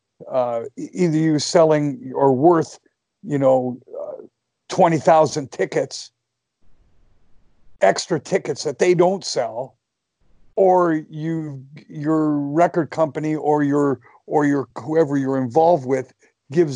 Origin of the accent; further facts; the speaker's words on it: Canada; I'm a Canadian